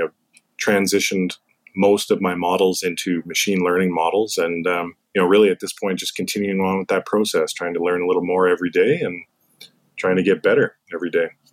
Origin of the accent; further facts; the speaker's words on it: Canada; growing up in Canada, that's the sport that many of us played as kids